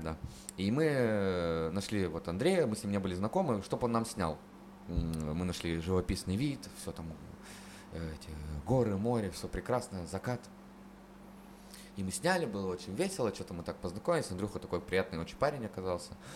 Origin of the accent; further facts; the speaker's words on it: Chernushka, Perm Krai, Russia; moved away as an adult; из Чернушки, из моего родного города